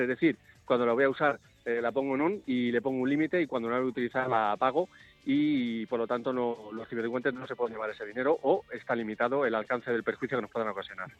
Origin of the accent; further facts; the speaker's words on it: Spain; Nosotros no somos americanos, somos españoles